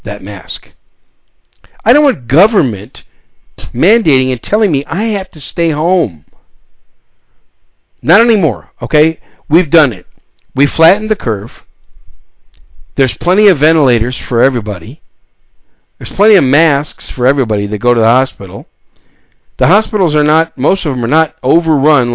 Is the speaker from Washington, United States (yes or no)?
no; Wisconsin, United States; also born or lived in New York City, United States; now in San Antonio, United States; I was born in New York City, raised most of my young life in Wisconsin. I call Wisconsin home.